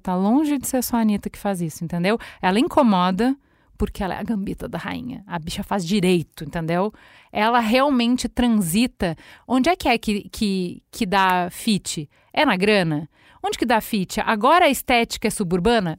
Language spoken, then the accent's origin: Portuguese; Brazil; enquanto brasileiro